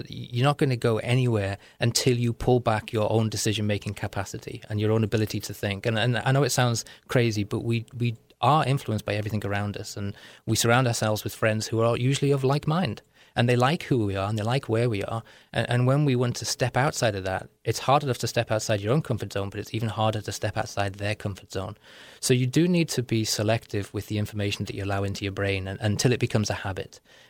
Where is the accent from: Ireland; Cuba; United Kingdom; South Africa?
United Kingdom; North West England; accent: Liverpool; and Britain is a class structure, and I was working class. My accent is a Liverpool accent, or it's a mixed accent now.